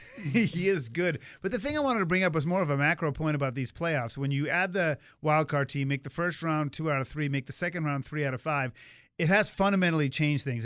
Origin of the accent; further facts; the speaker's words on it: Swampscott, Massachusetts, United States; I grew up in Swampscott, Massachusetts